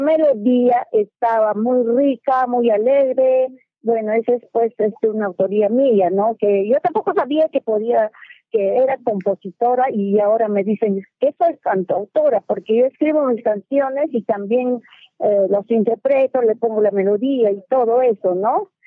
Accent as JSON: {"language": "Spanish", "region": "Loreto", "country": "Peru", "tie": "born or raised there", "said": "Yo soy peruana y mi país tiene tres regiones, costa, sierra y selva. Yo soy de la región selva, por donde está el río Amazonas"}